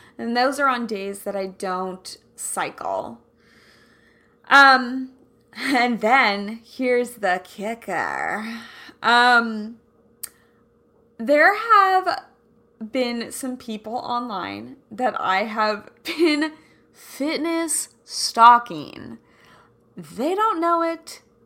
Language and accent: English; Kansas City, United States; I'm from Kansas City